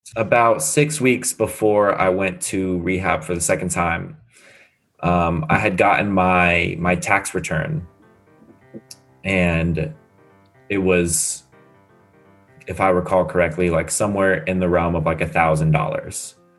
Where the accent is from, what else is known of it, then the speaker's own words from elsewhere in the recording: San Diego, California, United States; moved away as an adult; also born or lived in Illinois; now in Scottsdale, United States; I have never lived anywhere else but San Diego.